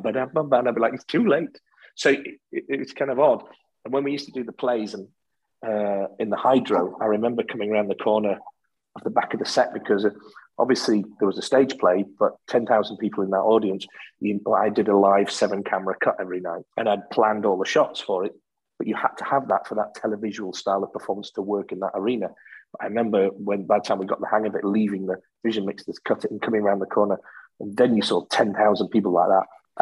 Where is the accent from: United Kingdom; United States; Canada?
United Kingdom; the north of England; accent: northern; now in Scotland; I've lived here since 83. I've just kept my northern accent